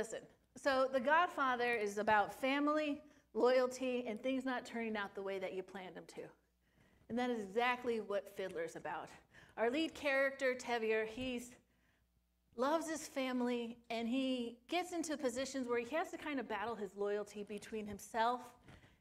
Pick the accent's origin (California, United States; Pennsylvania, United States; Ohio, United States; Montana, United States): California, United States; Sun Valley; moved away; also born or lived in Phoenix, Arizona; Sun Valley, my hometown